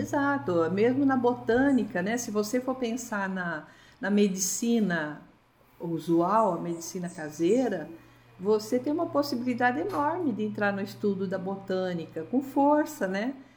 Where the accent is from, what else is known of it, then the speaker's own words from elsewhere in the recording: Vinhedo, São Paulo, Brazil; moved away as an adult; also born or lived in Valinhos / Campinas / Corumbá; now in Campo Grande, Brazil; Lá eu nasci, mas me criei em Vinhedo, que é uma cidade próxima, e depois fui residir em Campinas.